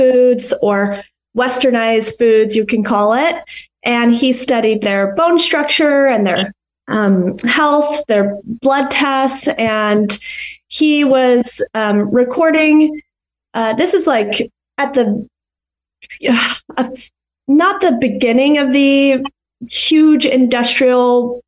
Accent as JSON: {"language": "English", "region": "Colorado", "country": "United States", "tie": "born or raised there", "said": "I grew up in Colorado"}